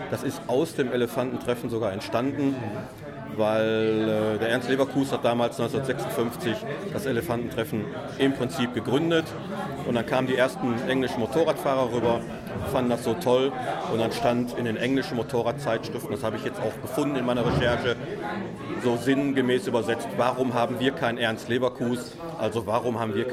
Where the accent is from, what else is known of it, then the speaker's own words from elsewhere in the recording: Essen, North Rhine-Westphalia, Germany; Ich bin jetzt aus Essen, also Castrop-Rauxel ist nicht weit